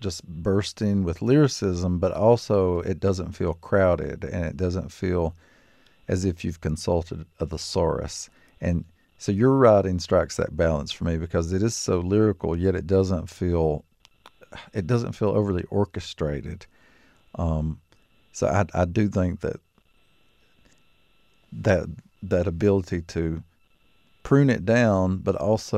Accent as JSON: {"language": "English", "region": "Appalachia", "country": "United States", "said": "we're both from Appalachia"}